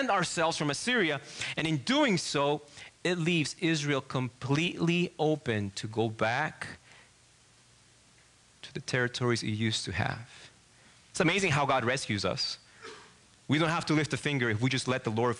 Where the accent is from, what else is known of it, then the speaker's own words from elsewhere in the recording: Argentina; English is a second language; moved away as an adult; now in Michigan, United States; I'm from Argentina